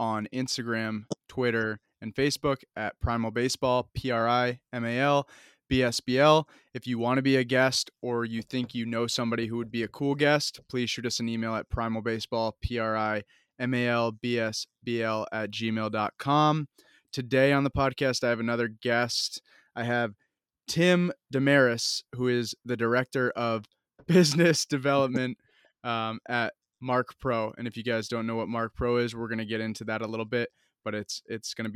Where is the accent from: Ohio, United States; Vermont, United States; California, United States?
Vermont, United States; I'm from Vermont.